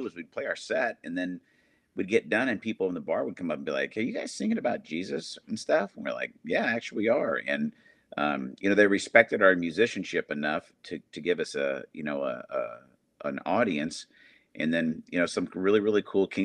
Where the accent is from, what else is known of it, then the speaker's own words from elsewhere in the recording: Arizona, United States; moved away as an adult; also born or lived in Indiana; I grew up in Arizona, moved from there to Indiana to go to college